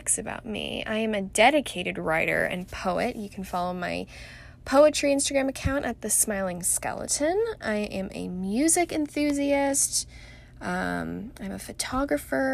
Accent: Irvine, California, United States; now in Scottsdale, United States; I was born and raised in Southern California in the heart of Orange County, Irvine to be more specific

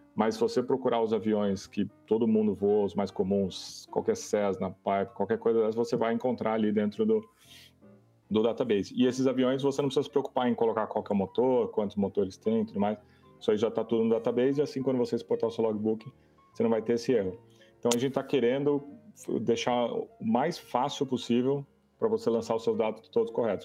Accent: Brazil; todos somos brasileiros

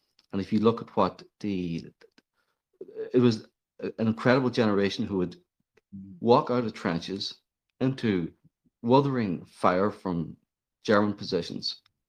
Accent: Ireland; myself as an Irishman

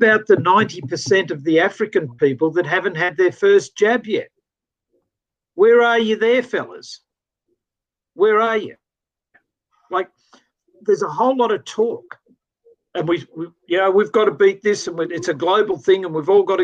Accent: Australia; As an Australian

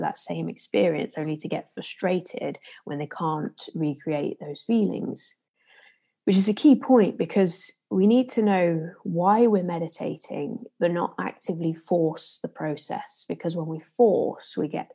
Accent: Leicester, East Midlands, United Kingdom; accent: Leicester; my usual Leicester accent

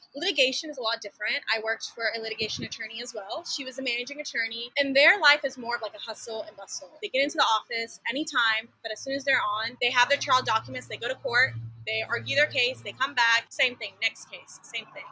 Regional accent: Jacksboro, Texas, United States; moved away as an adult; also born or lived in Dallas, Texas / Austin, Texas; now in Houston, United States; I was actually born in Dallas, but I went to school in a really small town called Jacksboro. So I am a country girl at heart

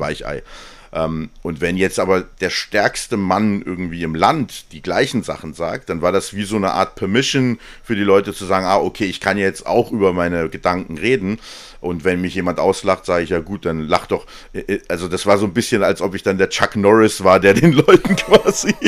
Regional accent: Hesse, Germany; Ich komme aus Hessen

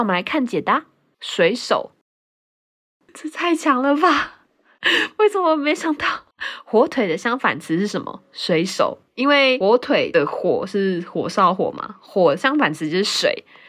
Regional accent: Taiwan; 但是我老家附近还有那种炸甜甜圈啊，炸双胞胎啊

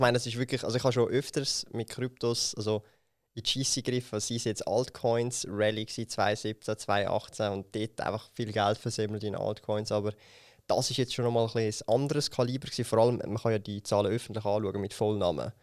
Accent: Switzerland; bei uns in der Schweiz

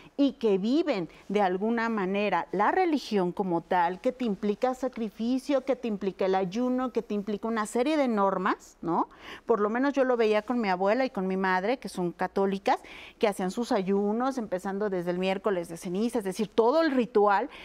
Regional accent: Mexico; los que somos mexicanos

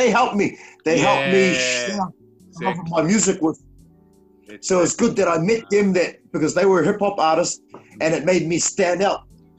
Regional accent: Auckland, New Zealand; But when I put the microphone down and walk off the stage, I'm just … from South Auckland.

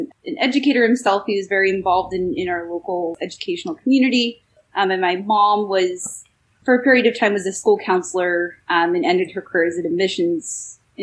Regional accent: California, United States; I grew up in California, and in the California system

